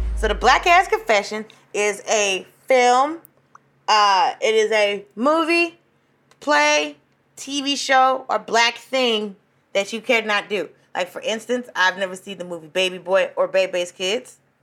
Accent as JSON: {"language": "English", "town": "Atlanta", "region": "Georgia", "country": "United States", "tie": "born or raised there", "said": "I graduated from high school in Atlanta. I'm from Atlanta"}